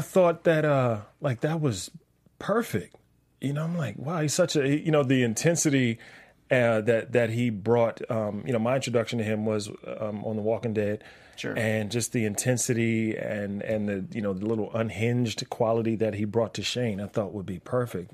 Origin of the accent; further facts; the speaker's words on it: Washington, District of Columbia, United States; moved away; I'm from Washington D.C.